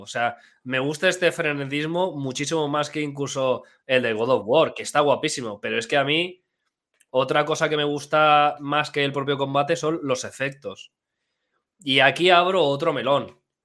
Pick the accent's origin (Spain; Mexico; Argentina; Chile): Spain; Elda, Valencian Community; dos de tres personas somos de Elda, donde se dice torta de migas.